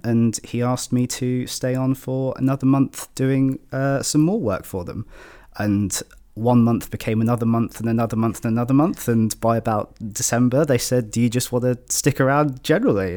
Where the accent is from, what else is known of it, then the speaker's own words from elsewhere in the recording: Shropshire, West Midlands, United Kingdom; I'm from Shropshire, my family's in Shropshire